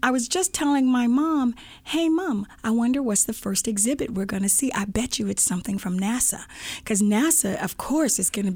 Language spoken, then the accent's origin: English; Anniston, Alabama, United States; now in Silicon Valley, United States; I'm from Anniston, Alabama.